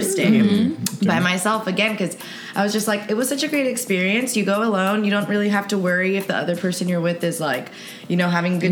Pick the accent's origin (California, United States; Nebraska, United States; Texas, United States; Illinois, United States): Texas, United States; Laredo; moved away; also born or lived in San Antonio, Texas; I am from San Antonio. So I'm actually originally from Laredo, Texas